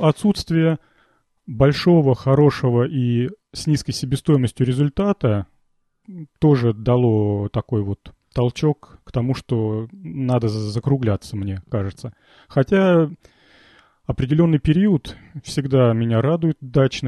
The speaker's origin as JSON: {"language": "Russian", "town": "Volgograd", "region": "Volgograd Oblast", "country": "Russia", "said": "я из Волгограда"}